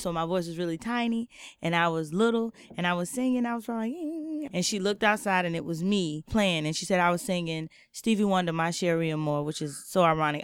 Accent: Jacksonville, Florida, United States; moved away as an adult; now in San Francisco, United States; I was born and raised in Jacksonville, Florida

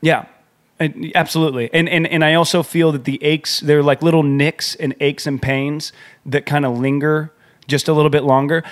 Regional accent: San Diego, California, United States; now in New York, United States; we're from San Diego

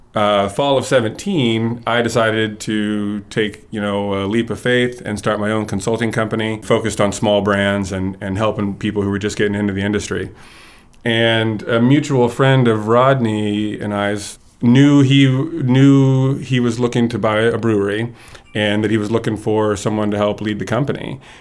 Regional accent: Kansas, United States; moved away as an adult; also born or lived in Eastern Washington; I grew up in Kansas

